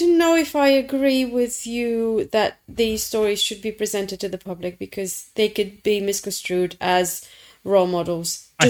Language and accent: English; Romania; I'm from Romania.